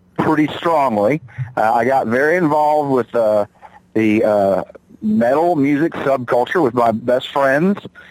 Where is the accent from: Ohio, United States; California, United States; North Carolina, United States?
North Carolina, United States; Charlotte; moved away as an adult; now in Johnson City, United States; I hail from Charlotte, North Carolina